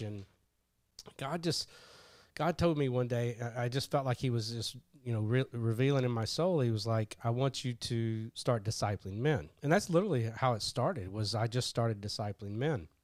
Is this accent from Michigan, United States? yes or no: no; Kentucky, United States; I grew up in Kentucky